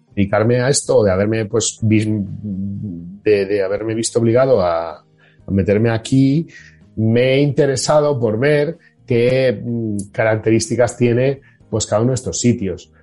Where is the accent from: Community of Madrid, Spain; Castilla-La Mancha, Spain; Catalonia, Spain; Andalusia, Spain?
Catalonia, Spain; Barcelona; estaba cansadísimo en mi ciudad